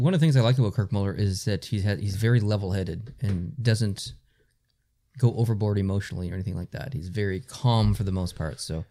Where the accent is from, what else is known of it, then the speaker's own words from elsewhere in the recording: Canada; we are Canadian.